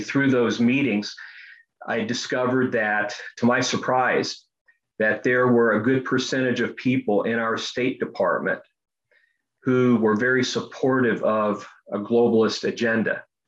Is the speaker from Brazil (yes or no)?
no; United States; I was born in the United States, but my father fled from the communists at the age of 12 in Croatia